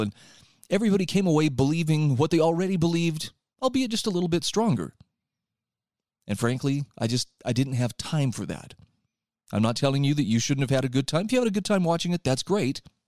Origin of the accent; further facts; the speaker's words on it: Utah, United States; my home state of Utah